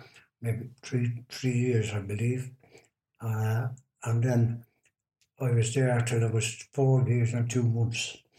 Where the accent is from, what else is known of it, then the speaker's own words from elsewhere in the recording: Dublin, Leinster, Ireland; now in Rochdale, United Kingdom; I was born in Dublin.